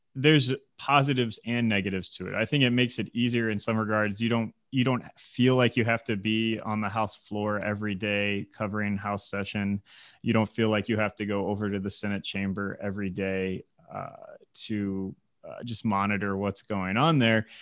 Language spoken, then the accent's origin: English; Indiana, United States; moved away as an adult; now in Michigan, United States; I was from Indiana